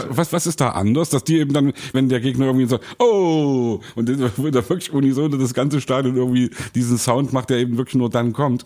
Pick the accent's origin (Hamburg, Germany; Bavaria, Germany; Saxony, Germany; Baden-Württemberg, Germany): Saxony, Germany; Leipzig; Bei uns in Leipzig